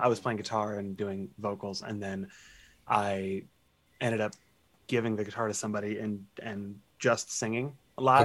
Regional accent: Seattle, Washington, United States; also born or lived in Portland, Oregon; I uh, moved here and have been here ever since

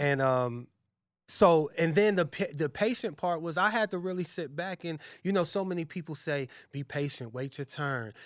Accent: Massillon, Ohio, United States; moved away as an adult; also born or lived in Brooklyn, New York; I'm from Massillon, Ohio, it's a, it's a small town

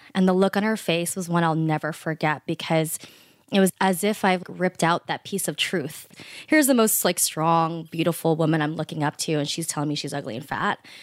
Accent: United States; I'm Filipino American, first generation born here

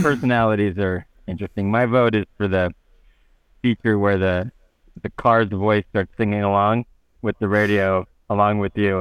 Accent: United States; as American

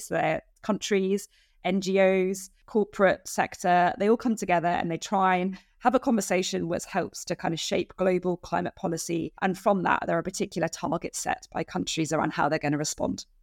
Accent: United Kingdom; as a British citizen

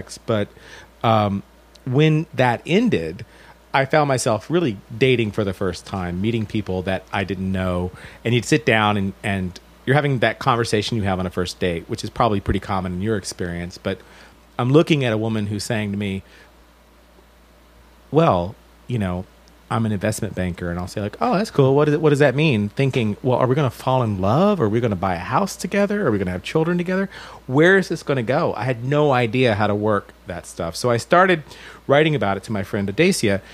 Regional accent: Alabama, United States; now in New York City, United States; I'm from the South. I'm from Alabama

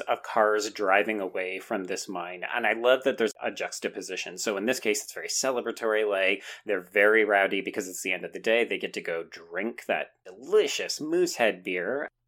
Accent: Canada; I'm a Canadian

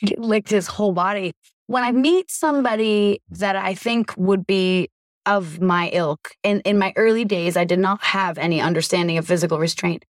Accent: Vermont, United States; I'm from Vermont

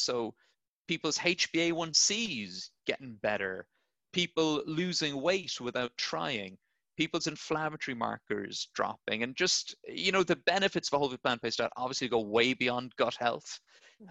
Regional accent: Blarney, Munster, Ireland; I'm Irish, uh, so I grew up in a little town called Blarney, um, right down the south of Ireland.

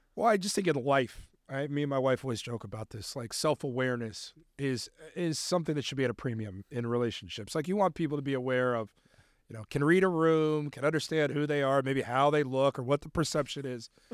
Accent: Cincinnati, Ohio, United States; moved away; I grew up around Big Ten basketball, being from Cincinnati, Ohio

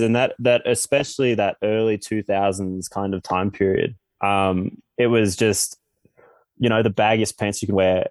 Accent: Australia; growing up in Australia

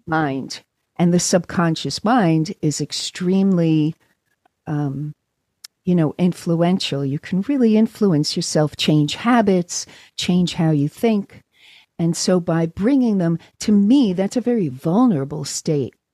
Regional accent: New York City, New York, United States; moved away as an adult; also born or lived in London / California; now in Los Angeles, United States; I grew up in New York and in, uh, in Brooklyn. I was born in Brooklyn

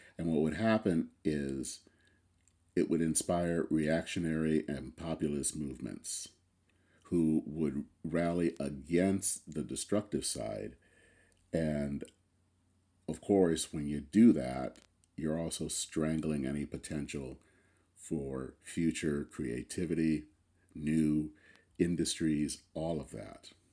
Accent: Flint, Michigan, United States; I come from Flint, Michigan. Flint was the town where G M was born. Um, it was, for me, growing up as a kid in the seventies and eighties

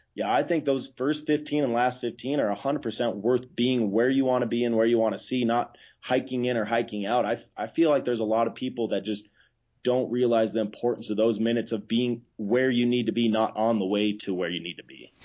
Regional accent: Idaho, United States; I grew up in Idaho

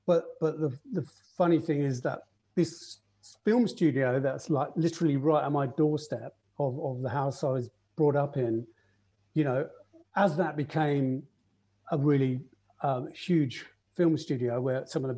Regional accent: Watford, East of England, United Kingdom; moved away as an adult; also born or lived in Los Angeles, United States; now in London, United Kingdom; But Watford was where I was born and brought up.

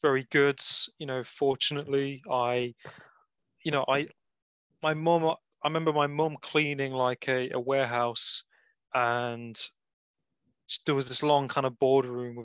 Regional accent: Nottingham, East Midlands, United Kingdom; I'm from Nottingham. So I'm from the part of the Midlands.

